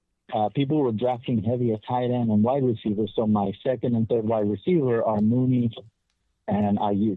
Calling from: Texas, United States; from Texas.

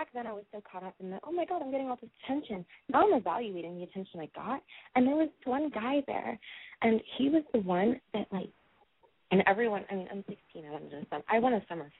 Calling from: San Francisco, California, United States; San Francisco, around the Bay Area.

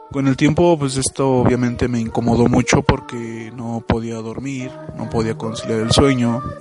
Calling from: Mexico City, Mexico; Hola, ¿qué tal? Ah … de la Ciudad de México. Ya he mandado algunos audios antes.

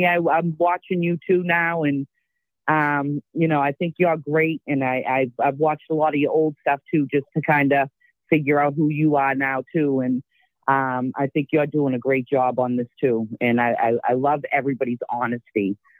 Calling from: Dorchester, Massachusetts, United States

